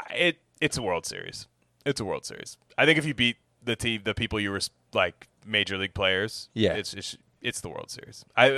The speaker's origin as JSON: {"language": "English", "region": "Washington", "country": "United States", "said": "I'm from Washington State."}